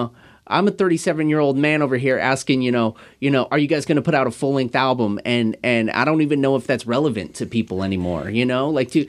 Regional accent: Kent, Washington, United States; I grew up in Kent.

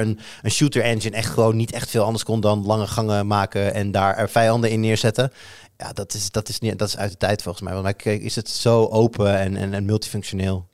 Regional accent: Netherlands; we staan toch over het algemeen ook wel bekend Nederlanders als vrij goed in eh, een woordje over de grens spreken

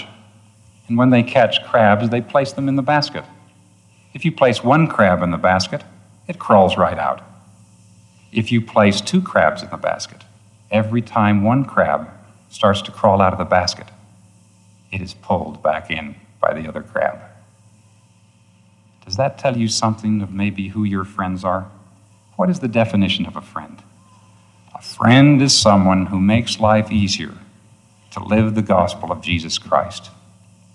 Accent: New York, United States; born or raised there

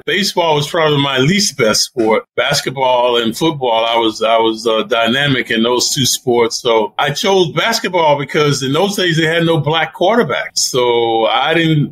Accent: Atlanta, Georgia, United States; moved away as an adult; also born or lived in Southern Illinois / New York; when I first came to New York, I was from Atlanta, Georgia. Then I went to Southern Illinois

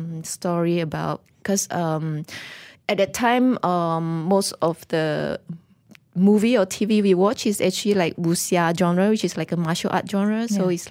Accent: Pahang, Malaysia; Oh, we actually grew up in a very small village, on the East Coast. It's very near to Cherating. I think maybe just like 5 kilometers away from Cherating. And in the village, we are the only Chinese family.

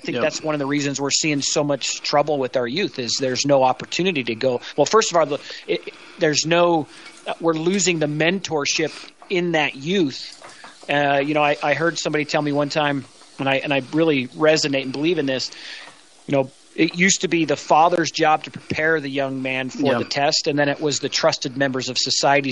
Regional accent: St. George, Utah, United States; also born or lived in Sandy, Utah; now in Cody, United States; I was born in Sandy, Utah, raised in St. George, Utah

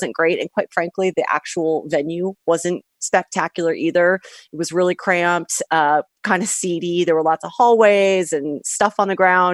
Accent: Seattle, Washington, United States; now in Los Angeles, United States; I currently live in Los Angeles, but I grew up in North Seattle.

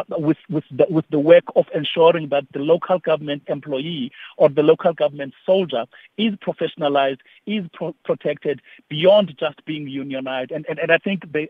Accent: Eastern Cape, South Africa; I'm a migrant from the Eastern Cape in the Transkei at it. So I, I, I come with experience of what it is to live in a, in a, in a rural area.

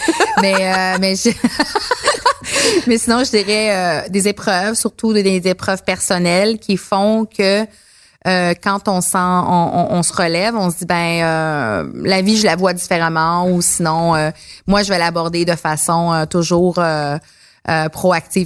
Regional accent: Abitibi, Quebec, Canada; now in Montreal, Canada; je viens de l'Abitibi

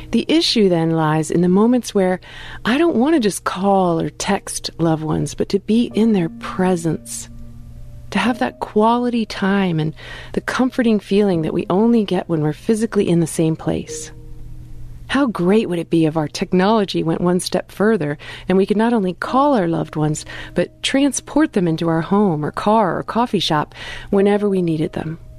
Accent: Ohio, United States; now in Central Virginia, United States; I grew up in Northeast Ohio, and I now live in Central Virginia, making the distance between myself and my parents, grandparents, cousins, friends, etc., about an eight hour drive.

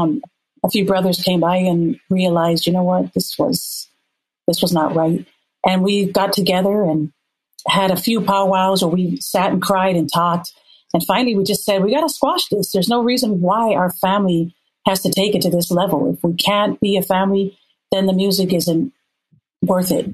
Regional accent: Minnesota, United States; moved away as an adult; also born or lived in La'ie, Hawaii; I grew up in Minnesota

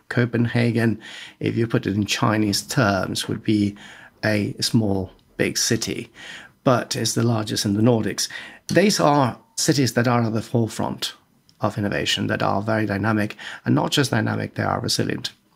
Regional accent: Madrid, Community of Madrid, Spain; moved away as an adult; also born or lived in Florence; I am Spanish. I was born and raised in Madrid.

